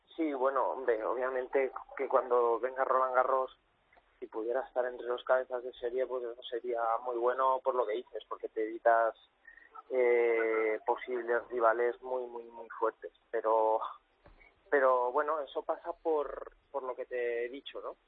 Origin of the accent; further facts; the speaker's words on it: Cuenca, Castilla-La Mancha, Spain; now in Valencia, Spain; yo, soy nacido en Cuenca, pero mi familia es de Valencia